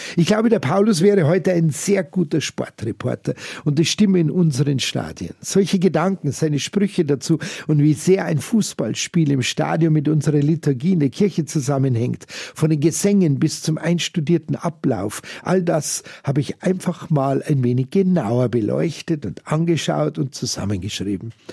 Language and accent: German; Munich, Bavaria, Germany; hier bei uns in München-Giesing